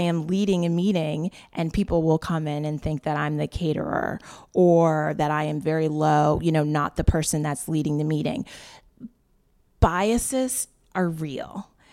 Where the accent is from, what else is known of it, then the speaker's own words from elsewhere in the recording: Wellesley, Massachusetts, United States; I grew up in an all-white town. I grew up in Wellesley, Massachusetts.